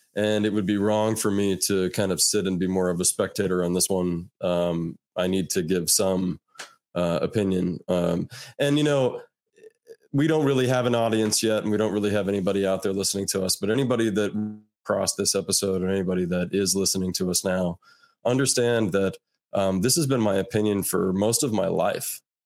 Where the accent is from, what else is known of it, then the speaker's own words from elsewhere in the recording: United States; as an American